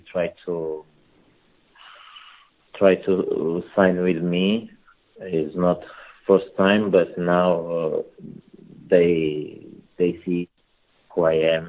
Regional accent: Portugal; English is a second language; also born or lived in Angola; I born in Angola and as a kid, but I moved from Portugal very early, from my 4 years old. I moved from Portugal

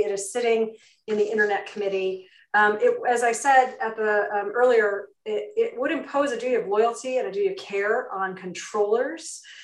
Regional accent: New York, United States; my home state of um, new york

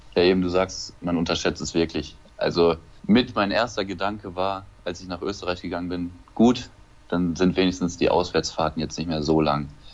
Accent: Lemgo, North Rhine-Westphalia, Germany; moved away as an adult; in Lemgo geboren und habe da sämtliche Jugendmannschaften durchlaufen in Lemgo.

